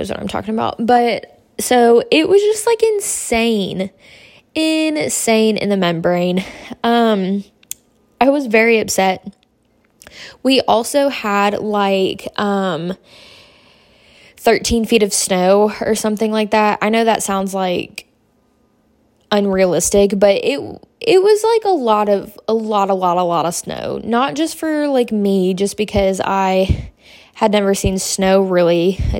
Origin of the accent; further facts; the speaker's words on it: Tennessee, United States; moved away as an adult; also born or lived in Wisconsin; now in Murfreesboro, United States; I'm from Tennessee, born and raised.